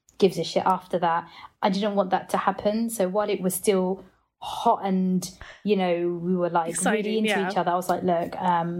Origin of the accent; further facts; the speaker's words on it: Portsmouth, South East England, United Kingdom; I grew up in Hampshire, which is like in Portsmouth, which was predominantly white